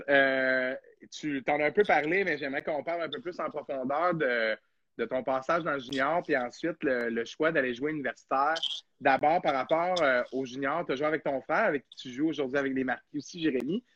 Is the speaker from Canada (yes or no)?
yes; Montreal, Quebec, Canada; moved away; also born or lived in Jonquière; Je viens de Montréal